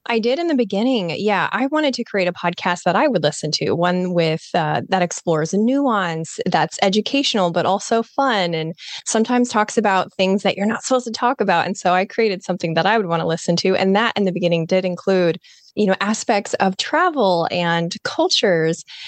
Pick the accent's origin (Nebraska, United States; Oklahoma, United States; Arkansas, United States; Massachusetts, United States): Nebraska, United States; moved away; also born or lived in Florida Panhandle; up in Nebraska, so I think, like you, I'm from the Midwest